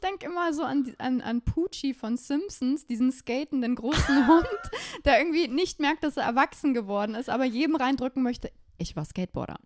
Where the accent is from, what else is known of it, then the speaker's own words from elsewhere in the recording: Bavaria, Germany; Ich komme aus Bayern